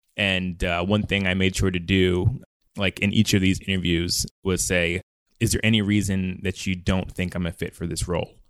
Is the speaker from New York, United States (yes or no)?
yes; Mount Vernon, New York, United States; also born or lived in North Carolina; now in San Francisco, United States; I was born in Money Earned in Mount Vernon in Westchester County, New York